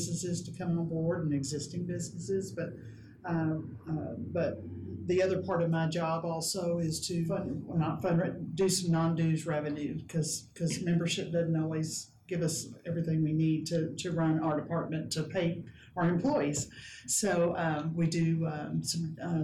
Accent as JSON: {"language": "English", "town": "Lubbock", "region": "Texas", "country": "United States", "tie": "born or raised there", "moved": "as an adult", "lives_now": "Odessa, United States", "said": "I actually grew up in Lubbock, but I got to Odessa as fast as I could"}